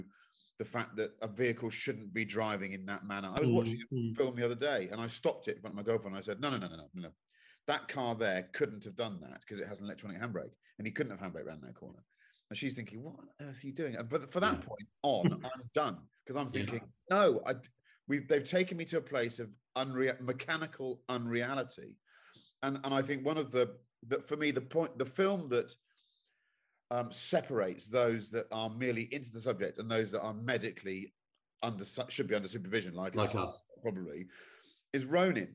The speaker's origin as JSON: {"language": "English", "country": "United Kingdom", "said": "as a British citizen"}